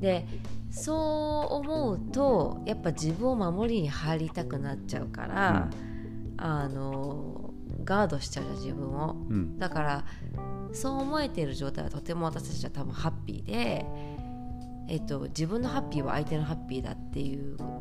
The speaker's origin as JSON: {"language": "Japanese", "country": "Japan", "tie": "born or raised there", "said": "私はやっぱりさその日本で育って商社マンを見てきたから"}